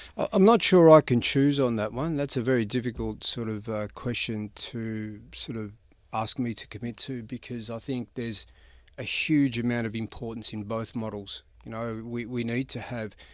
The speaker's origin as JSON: {"language": "Croatian", "town": "St Albans", "region": "Victoria", "country": "Australia", "tie": "born or raised there", "also_born_or_lived": "Karlsruhe, Germany / Croatia", "said": "my education kind of began in a town or a suburb called St Albans"}